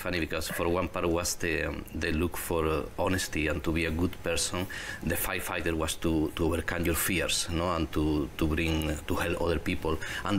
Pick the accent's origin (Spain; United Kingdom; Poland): Spain; southern Spain; English is a second language; now in Canada; I grew up in Spain. Spain, yes. In the south of Spain.